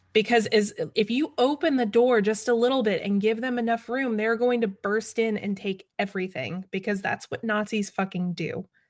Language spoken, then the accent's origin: English; Atlanta, Georgia, United States; my hometown